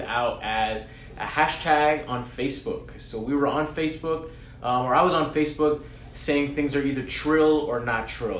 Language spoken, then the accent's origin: English; New York City, New York, United States; also born or lived in Brooklyn / Bronx; I'm from Queens